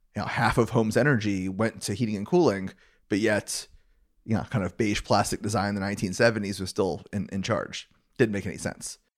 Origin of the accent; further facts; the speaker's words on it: Gainesville, Florida, United States; I grew up in Gainesville, Florida